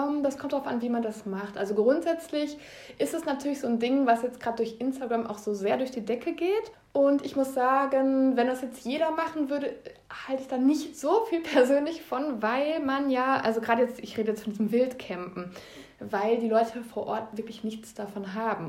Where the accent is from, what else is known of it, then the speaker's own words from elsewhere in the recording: Ostwestfalen-Lippe, North Rhine-Westphalia, Germany; hier in meiner Heimatregion